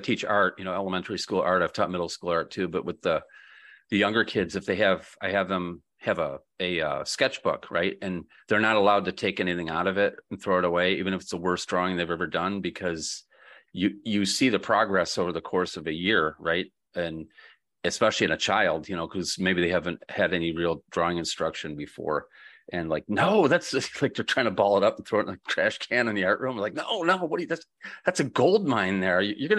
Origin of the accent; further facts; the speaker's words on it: Grand Rapids, Michigan, United States; born there; In March next year, they're having it in Grand Rapids where I was born.